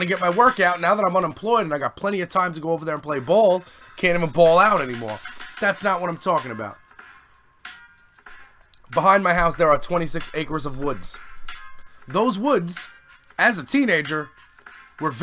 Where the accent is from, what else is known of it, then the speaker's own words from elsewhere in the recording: New York City, New York, United States; now in Staten Island, United States; that's in Canarsie, and I was like, he's from my old hood